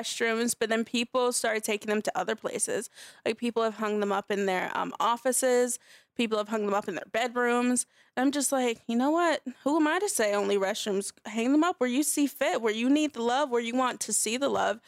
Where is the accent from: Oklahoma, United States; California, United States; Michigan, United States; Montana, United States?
California, United States; Los Angeles; also born or lived in North Carolina; grew up mostly in L